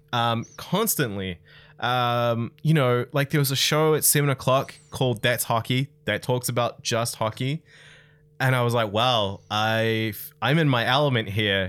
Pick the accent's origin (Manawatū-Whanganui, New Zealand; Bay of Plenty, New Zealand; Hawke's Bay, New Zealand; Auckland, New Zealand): Bay of Plenty, New Zealand; Tauranga; I grew up in Tauranga